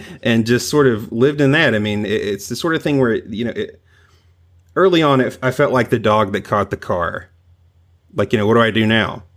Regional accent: the South, United States; also born or lived in Long Island; now in Tennessee, United States; I'm originally from the South

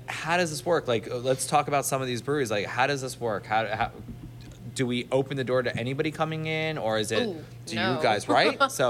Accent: Miami, Florida, United States; I'm from Miami.

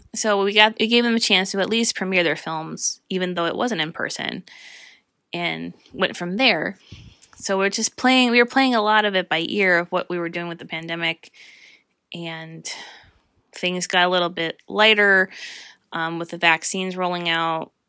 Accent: Northeast Pennsylvania, United States; I've experienced the wonderful, talented people who are here in my hometown

